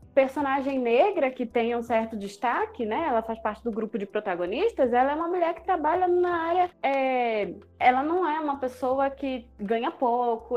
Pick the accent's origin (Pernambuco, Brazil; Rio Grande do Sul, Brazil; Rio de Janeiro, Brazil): Pernambuco, Brazil; Recife